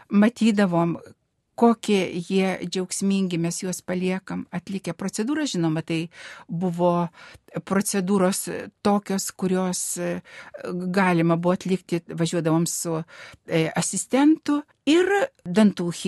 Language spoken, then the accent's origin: Lithuanian; Dzūkija, Lithuania; moved away; iš, iš mano tėviškės, iš Dzukijos.